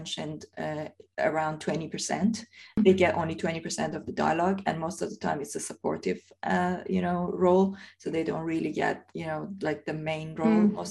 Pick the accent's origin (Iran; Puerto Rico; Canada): Iran; now in United Kingdom; when I was growing up in Iran